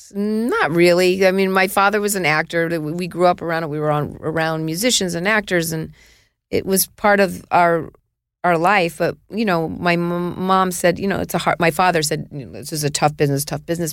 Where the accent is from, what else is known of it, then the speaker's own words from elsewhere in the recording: New York City, New York, United States; I was born in Mount Sinai